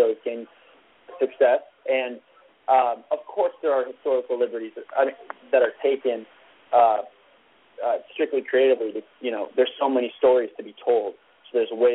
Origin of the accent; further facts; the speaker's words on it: Vancouver, British Columbia, Canada; I'm from Vancouver, Canada